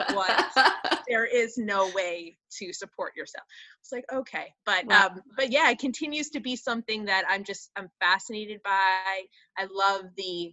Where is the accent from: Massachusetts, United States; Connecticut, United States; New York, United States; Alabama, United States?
New York, United States; Huntington; moved away as an adult; also born or lived in Chicago area; I'm originally from New York. I grew up on Long Island